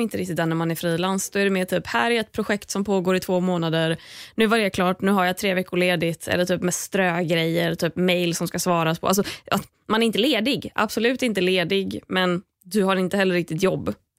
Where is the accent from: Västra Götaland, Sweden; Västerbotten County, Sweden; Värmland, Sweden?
Västra Götaland, Sweden; Gothenburg; moved away; när jag var hemma i Göteborg